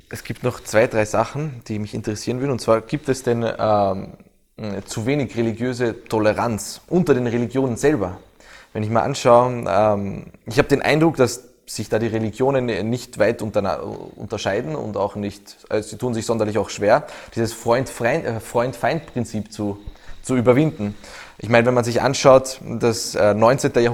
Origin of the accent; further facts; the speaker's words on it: Bosnia & Herzegovina; Ich komme aus Bosnien ursprünglich und die Moscheen waren zu Zeiten des Krieges ebenfalls voll.